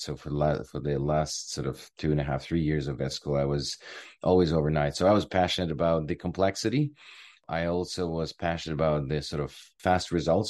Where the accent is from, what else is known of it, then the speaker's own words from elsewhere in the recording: Ukraine; moved away as an adult; now in Canada; I am originally from Ukraine. I came here in two thousand and two.